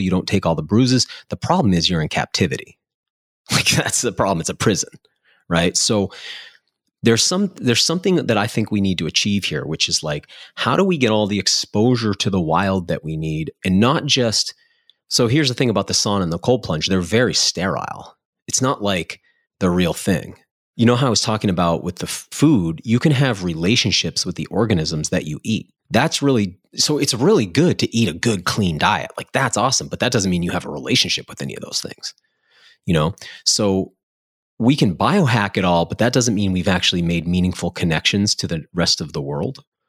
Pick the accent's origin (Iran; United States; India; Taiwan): United States; New England; I grew up in New England